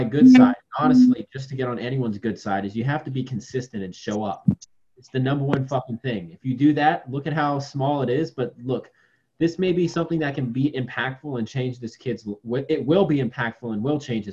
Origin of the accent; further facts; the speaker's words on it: Virginia, United States; I'm from Virginia